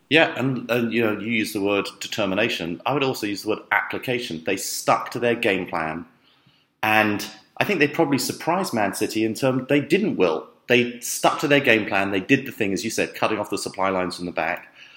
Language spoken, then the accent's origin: English; London, United Kingdom; I grew up in London